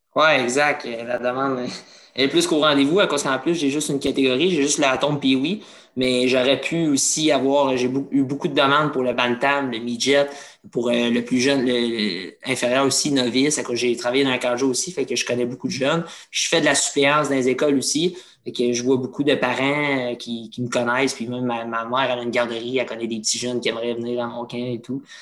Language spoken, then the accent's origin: French; Trois-Rivières, Quebec, Canada; je suis, de Trois-Rivières. J'ai commencé dans les niveaux mineurs